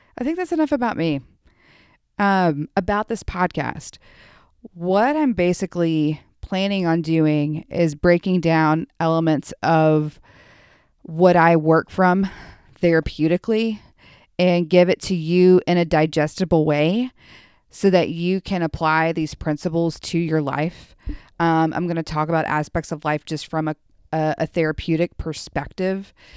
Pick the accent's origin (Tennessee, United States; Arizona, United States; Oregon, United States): Tennessee, United States; Memphis; I grew up in Memphis